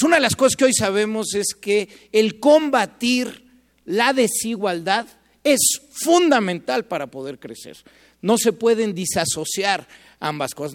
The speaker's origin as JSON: {"language": "Spanish", "country": "Mexico", "said": "como mexicanos"}